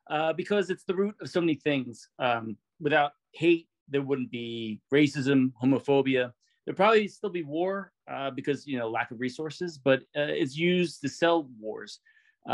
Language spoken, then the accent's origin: English; Philadelphia, Pennsylvania, United States; now in Delaware, United States; I'm originally from Philly